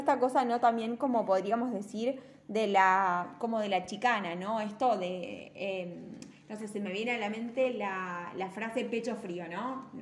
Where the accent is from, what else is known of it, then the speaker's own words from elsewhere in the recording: Argentina; nosotros también como argentinos